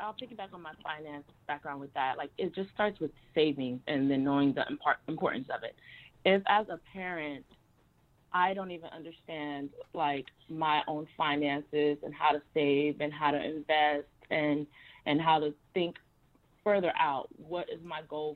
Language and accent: English; Miami, Florida, United States; moved away; also born or lived in Harlem, New York; I'm originally from Miami.